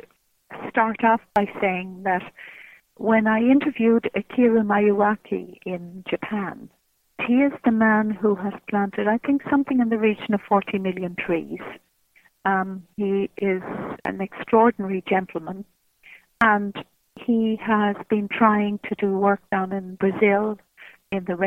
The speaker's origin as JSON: {"language": "English", "country": "Ireland", "said": "I'm an Irish woman, and I look upon myself as an Irish woman."}